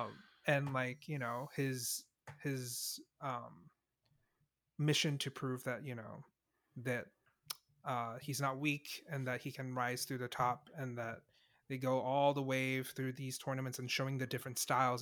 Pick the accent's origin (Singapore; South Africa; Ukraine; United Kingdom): Singapore; I was born in Singapore